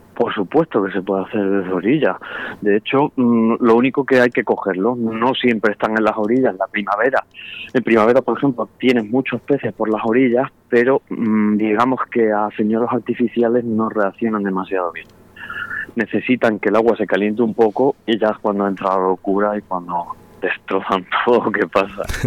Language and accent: Spanish; Spain; yo aquí en mi pueblo, en, Arellana